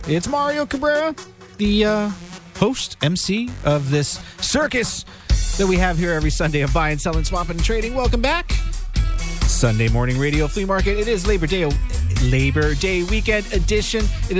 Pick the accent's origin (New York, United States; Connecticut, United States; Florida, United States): Florida, United States; I'm from Florida. I was raised around the water.